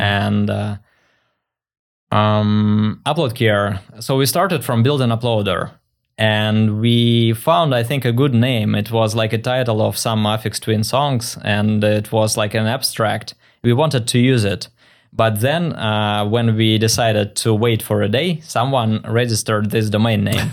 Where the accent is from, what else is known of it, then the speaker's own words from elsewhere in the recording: Russia; moved away as an adult; also born or lived in Saint Petersburg, Russia; now in Vancouver, Canada; I was born in Russia